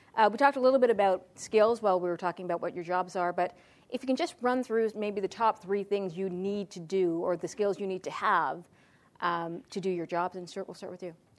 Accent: Toronto, Ontario, Canada; also born or lived in Ottawa; I grew up in Malvern

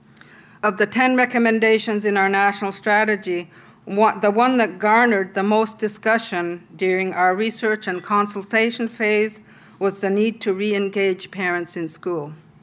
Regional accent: Inuit Nunangat, Canada

